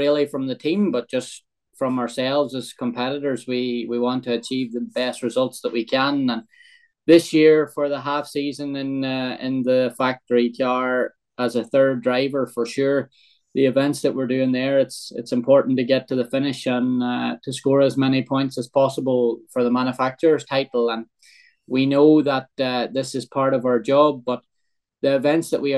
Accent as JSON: {"language": "English", "country": "Ireland", "tie": "born or raised there", "said": "growing up in Ireland"}